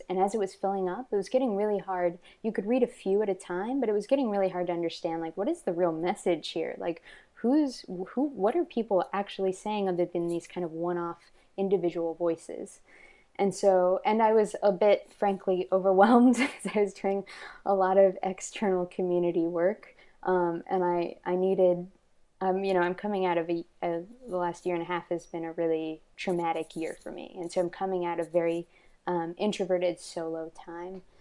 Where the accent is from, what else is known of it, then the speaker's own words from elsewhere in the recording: Texas, United States; I'm from yeah the South. I'm from Texas, and I've lived, um, I've lived, I moved a lot and lived in a lot of different places. Kind of growing up because of poverty